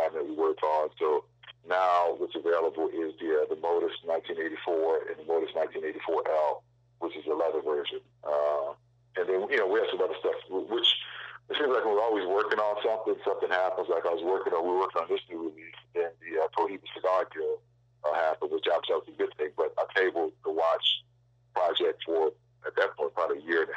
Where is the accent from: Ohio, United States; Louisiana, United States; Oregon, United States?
Louisiana, United States; New Orleans; we grew up together in New Orleans